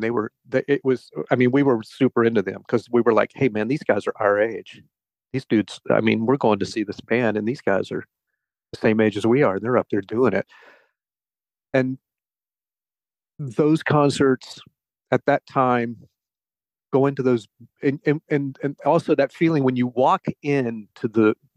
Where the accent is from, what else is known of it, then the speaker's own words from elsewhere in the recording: Conway, South Carolina, United States; I grew up in South Carolina. I grew up down like Conway, Myrtle Beach area.